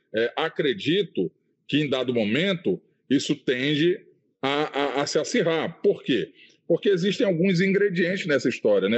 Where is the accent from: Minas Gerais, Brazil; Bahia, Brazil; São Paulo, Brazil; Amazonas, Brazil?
Amazonas, Brazil; também sou diretor lá do meu sindicato, de Petro Amazonas, é, também sou um dirigente da CTB, lá no meu estado